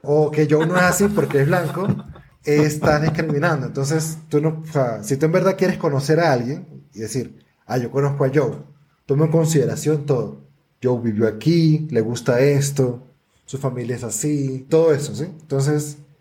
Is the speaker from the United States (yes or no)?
no; Venezuela; yo soy negro y venezolano